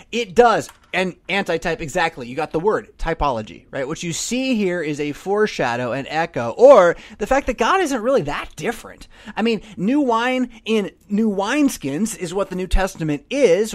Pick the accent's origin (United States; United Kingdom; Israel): United States; California; now in Illinois, United States; I'm from California